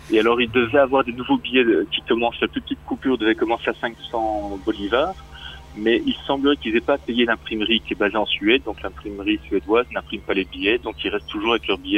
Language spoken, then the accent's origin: French; Brussels, Belgium; born there; Je suis un vrai Français, né à Bruxelles. Donc je suis né expat, moi.